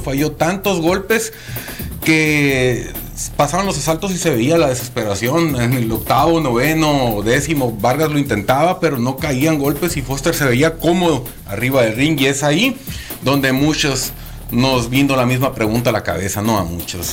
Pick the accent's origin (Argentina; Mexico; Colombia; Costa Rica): Mexico; somos afortunados los mexicanos